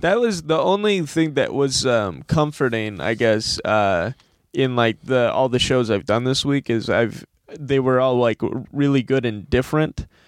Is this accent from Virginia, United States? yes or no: no; Monroe, Michigan, United States; also born or lived in Ann Arbor, Michigan; my hometown, which is Monroe, Michigan